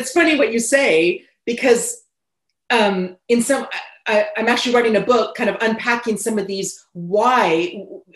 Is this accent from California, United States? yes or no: yes; California, United States; moved away as an adult; also born or lived in United Kingdom; growing up in California